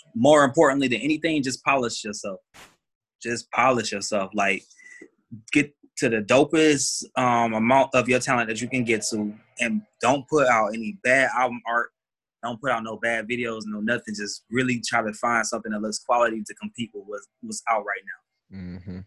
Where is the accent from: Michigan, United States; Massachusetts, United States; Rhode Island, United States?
Michigan, United States; Detroit; now in Atlanta, United States; I'm from the Motor City.